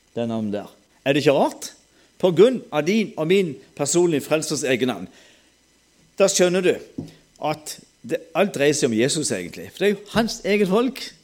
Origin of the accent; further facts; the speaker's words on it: Sørlandet, Southern Norway, Norway; accent: Sørlandet dialect; Da kan jeg snakke sørlandsdialekt